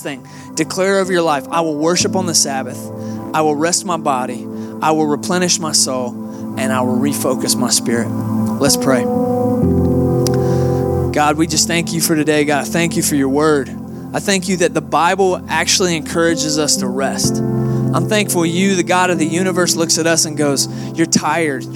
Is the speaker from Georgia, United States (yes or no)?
yes; Atlanta, Georgia, United States; moved away as an adult; now in Texas, United States; I'm originally from Atlanta, Georgia